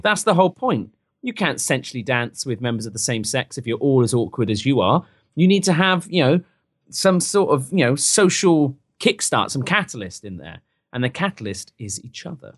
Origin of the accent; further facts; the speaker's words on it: England, United Kingdom; now in United States; I'm from England